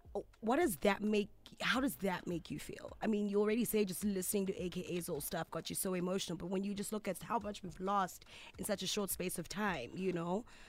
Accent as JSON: {"language": "English", "country": "South Africa", "tie": "born or raised there", "second_language": "English", "said": "growing up in South Africa, at the end of the day, English is not my mother tongue"}